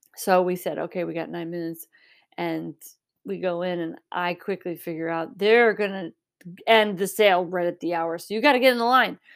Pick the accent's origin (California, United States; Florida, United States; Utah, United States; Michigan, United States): Michigan, United States; I grew up in Michigan